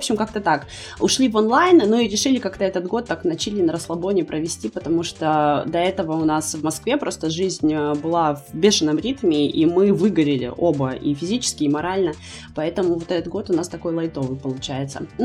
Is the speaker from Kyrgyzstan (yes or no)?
yes; Kyrgyzstan; also born or lived in Kazakhstan / Russia; now in Turkey; мы родились и выросли в Кыргызстане, а, это Средняя Азия, да. А потом мы переехали в Казахстан, жили там какое-то время, около года. Из Казахстана вот мы переехали в Россию, 8 лет прожили в России и вот сейчас в Турции